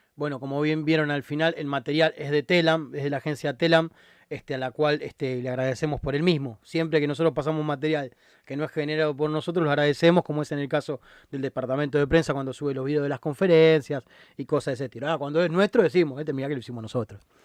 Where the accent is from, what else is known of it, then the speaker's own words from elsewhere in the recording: Argentina; nuestra historia como argentinos